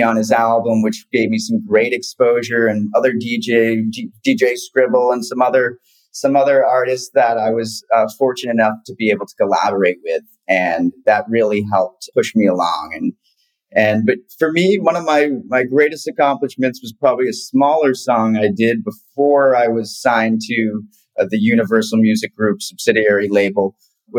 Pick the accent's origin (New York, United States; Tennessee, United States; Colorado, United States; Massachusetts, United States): Massachusetts, United States; Boston; moved away; also born or lived in Venice Beach, California; I grew up in Boston